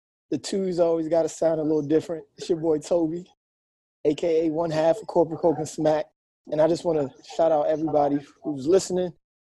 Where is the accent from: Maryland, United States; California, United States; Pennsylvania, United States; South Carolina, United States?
Maryland, United States; Baltimore; we both had history growing up in Baltimore and we lived like 10, 15 minutes away from each other